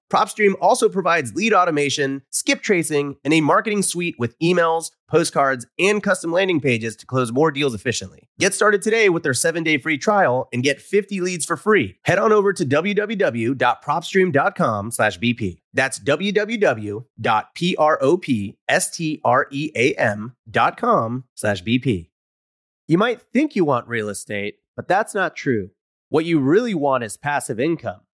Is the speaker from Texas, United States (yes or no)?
yes; Houston, Texas, United States; moved away as an adult; I grew up in Houston from, like, zero to eighteen